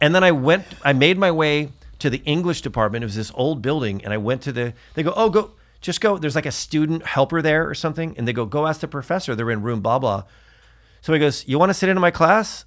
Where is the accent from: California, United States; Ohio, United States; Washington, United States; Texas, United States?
California, United States; Newport Beach; we're from Newport Beach